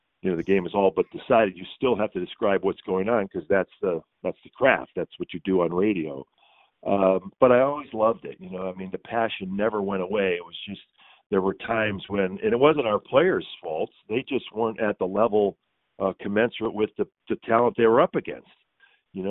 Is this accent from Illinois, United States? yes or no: yes; Illinois, United States; now in Philadelphia, United States; I grew up in Illinois, but where my father took me to the Chicago Stadium